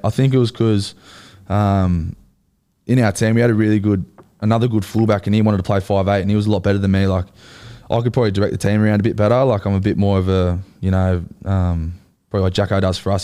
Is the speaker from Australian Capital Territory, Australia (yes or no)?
no; Central Coast, New South Wales, Australia; accent: Aussie; also born or lived in Wellington, New Zealand; I grew up on the Central Coast